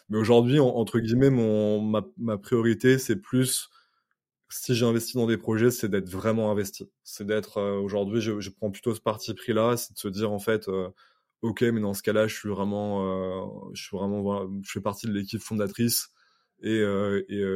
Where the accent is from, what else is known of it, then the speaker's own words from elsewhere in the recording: United States; c'est que je suis, euh, je suis américain.